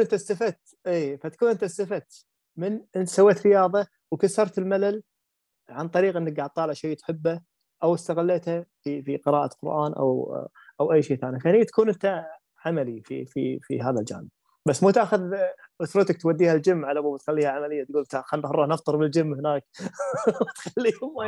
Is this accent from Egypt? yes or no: no; Kuwait; عندنا عندنا بالكويت